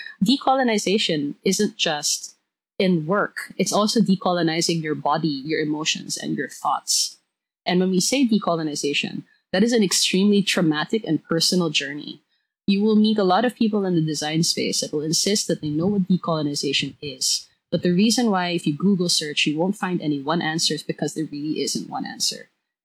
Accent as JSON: {"language": "English", "town": "Taal", "region": "Batangas", "country": "Philippines", "said": "I come from Taal, Batangas. That's a province in Luzon."}